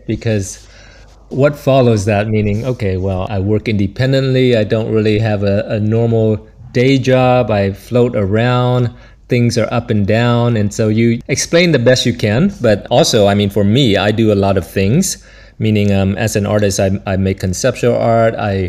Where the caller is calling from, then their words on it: Brussels, Belgium; I'm calling from Brussels, Belgium, and you caught me on one of the few sunny days here.